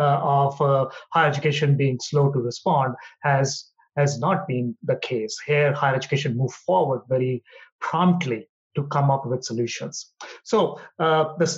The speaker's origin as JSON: {"language": "English", "country": "India", "tie": "born or raised there", "also_born_or_lived": "Hyderabad, India", "moved": "as an adult", "lives_now": "Washington, D.C., United States", "said": "born and brought up in India"}